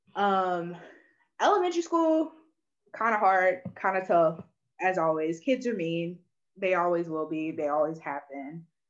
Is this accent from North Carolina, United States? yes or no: yes; Burlington, North Carolina, United States; also born or lived in Asheville, North Carolina; I'm from Burlington, North Carolina